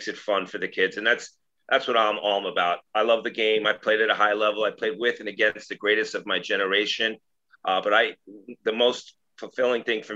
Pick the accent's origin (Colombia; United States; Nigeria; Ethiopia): United States; Long Island, New York; I'm from Long Island